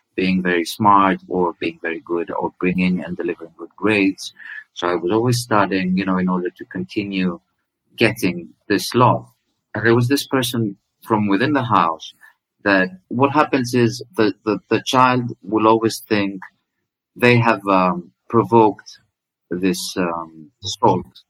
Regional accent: Greece; i didn't look greek to her

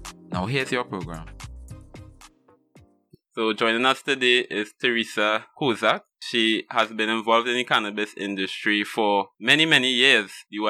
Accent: Trinidad & Tobago; I'm from Trinidad

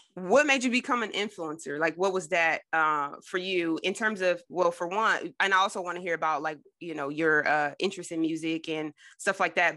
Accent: New Jersey, United States; I grew up in Jersey

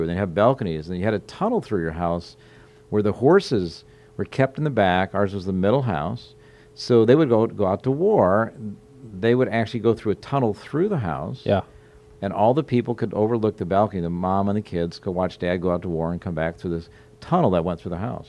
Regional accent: Omaha, Nebraska, United States; moved away as an adult; also born or lived in Sioux City, Iowa / Portland, Oregon; now in Charleston, United States; I grew up in the Midwest, born in Sioux City, Iowa. Grew up in kind of the Omaha, Nebraska area

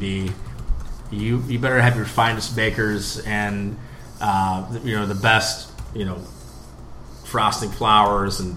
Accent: United States; being an American overseas

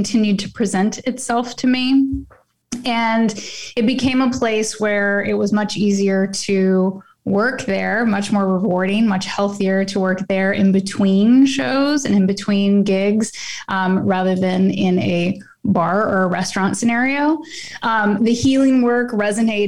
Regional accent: Oklahoma, United States; moved away; I'm originally from Oklahoma

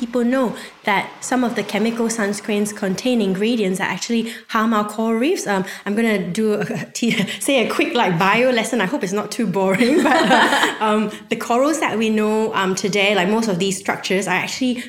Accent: Selangor, Malaysia; moved away; I'm originally from Malaysia.

